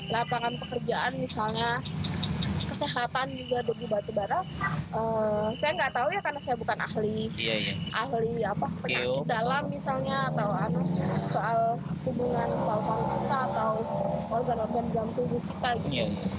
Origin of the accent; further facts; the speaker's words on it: Bengalon, East Kalimantan, Indonesia; aku tuh dari Bengalon ya